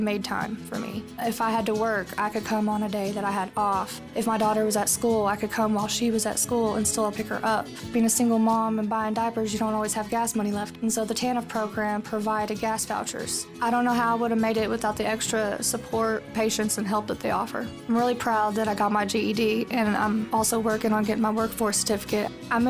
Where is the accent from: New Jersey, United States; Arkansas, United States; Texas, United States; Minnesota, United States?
Arkansas, United States; now in Batesville, United States; I'm from Johnson County, Arkansas. I decided to move to Batesville and start over